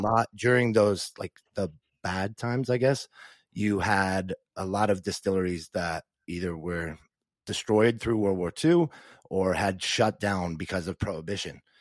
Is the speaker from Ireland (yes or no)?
yes; Dublin, Leinster, Ireland; moved away as an adult; also born or lived in New Zealand; now in Dallas, United States; I grew up in Dublin, Ireland